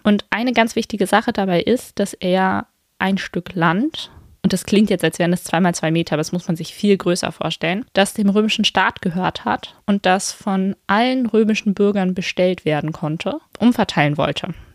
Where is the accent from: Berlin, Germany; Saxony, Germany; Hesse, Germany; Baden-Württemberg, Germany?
Berlin, Germany; so als Berlinerin